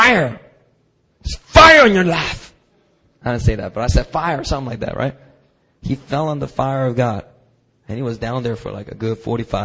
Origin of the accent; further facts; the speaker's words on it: Philadelphia, Pennsylvania, United States; growing up in Philadelphia